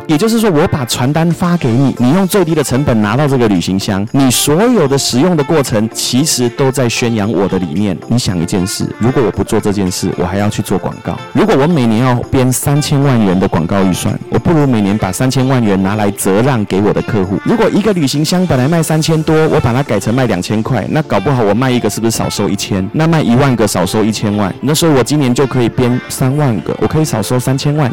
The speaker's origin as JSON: {"language": "Chinese", "country": "Taiwan", "said": "我觉得就是我们台湾人最美的地方"}